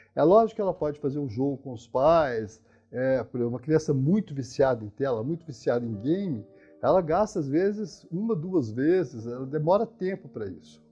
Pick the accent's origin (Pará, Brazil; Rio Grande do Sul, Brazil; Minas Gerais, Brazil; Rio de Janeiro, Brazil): Minas Gerais, Brazil; moved away; eu sou mineiro, né? Então a gente as cidades do interior de Minas que eu conheci na minha adolescência, quando eu volto atualmente